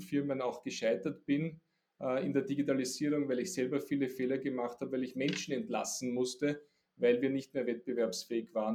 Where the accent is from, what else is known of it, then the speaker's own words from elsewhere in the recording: Austria; Ich bin ein Österreicher und ein Europäer